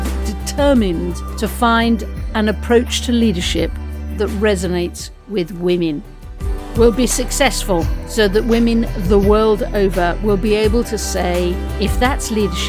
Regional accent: France; first language French; English is a second language; moved away; I was brought up French, and my first language is always French

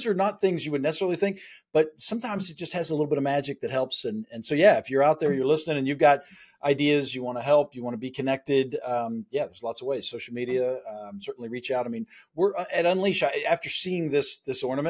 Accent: West Virginia, United States; When I was from West Virginia

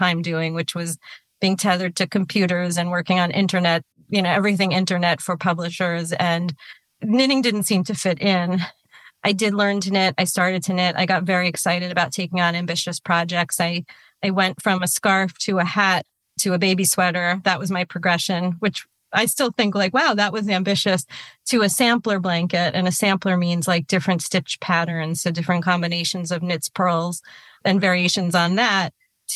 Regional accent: New York, United States; I grew up in New York

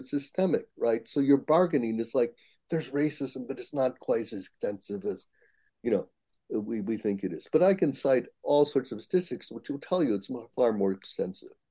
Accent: United States; I'm Japanese American

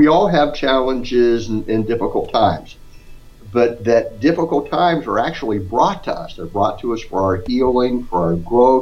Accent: Scottsdale, Arizona, United States; now in Houston, United States; I grew up in Scottsdale

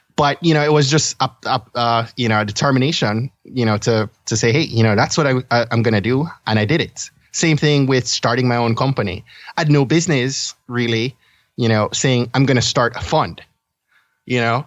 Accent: Kingston, Jamaica; now in Maryland, United States; I was born and I grew up in Kingston, Jamaica

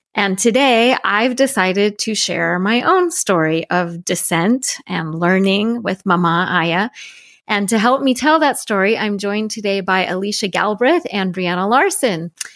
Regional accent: Denver, Colorado, United States; also born or lived in Salt Lake City, Utah / Seattle, Washington; when I was eight, we moved to a suburb of Denver, Colorado, and that's where I grew up

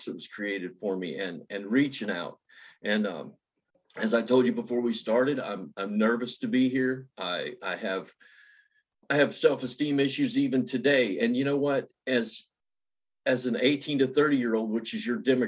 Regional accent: West Virginia, United States; I was born in West Virginia, born into poverty and not really, you know, abject poverty, but more like Appalachian poverty, like hillbillies, and raised by my grandmother.

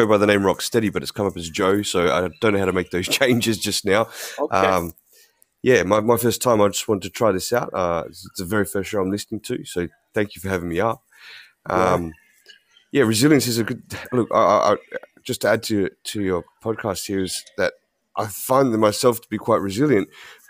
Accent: Australia; I am from Australia.

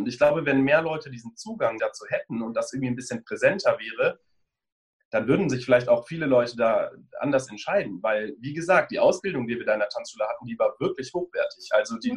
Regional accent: Bonn, North Rhine-Westphalia, Germany; moved away as an adult; also born or lived in Cologne / Munich; now in Berlin, Germany; Ich bin in Bonn geboren und aufgewachsen, habe dann ein paar Jahre in Köln studiert und bin vor drei Jahren ungefähr nach Berlin gezogen

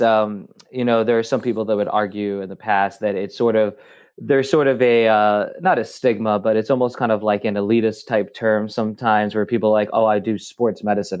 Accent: Cincinnati, Ohio, United States; moved away as an adult; also born or lived in Denver / Florida; now in Bradenton, United States; I'm from Cincinnati and then went to, uh, grad school, at University of Cincinnati

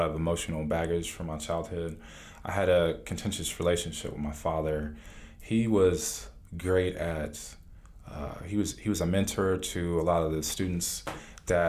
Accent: Cleveland, Ohio, United States; now in Atlanta, United States; I grew up in Cleveland, Ohio

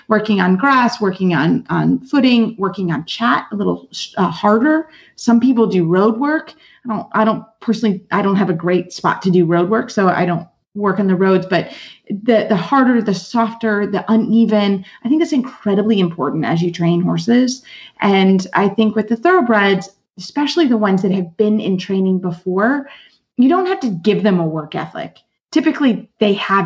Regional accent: Lexington, Kentucky, United States; I'm actually a native of Lexington, Kentucky. I am from Kentucky.

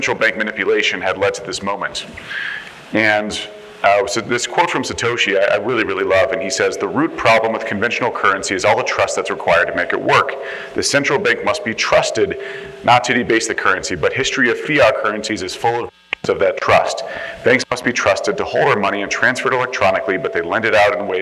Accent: Texas, United States; accent: Texas; moved away; back in my home state of Texas

